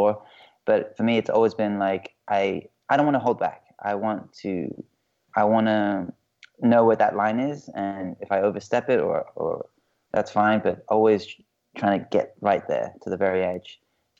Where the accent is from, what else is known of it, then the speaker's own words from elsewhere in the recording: Hong Kong; moved away; I'm from Hong Kong, and my dad's English, my mom's Chinese